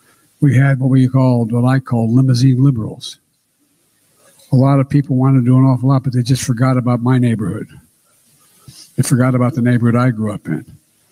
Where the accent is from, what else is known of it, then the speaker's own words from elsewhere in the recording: Claymont, Delaware, United States; also born or lived in Scranton; all the guys I grew up with in Claymont, Scranton, to vote Republican?